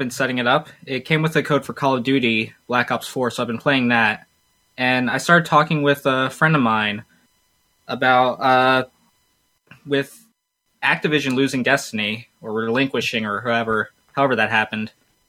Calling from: Virginia, United States; I'm calling from Virginia.

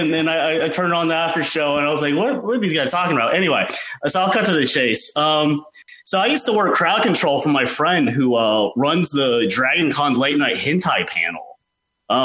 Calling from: Atlanta, Georgia, United States; Hey, guys. This is … from Atlanta, Georgia.

